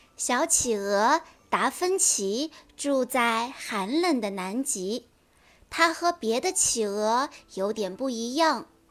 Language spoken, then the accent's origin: Chinese; Pingyang, Zhejiang, China; 今年八岁了，我来自浙江温州，平阳的美丽小镇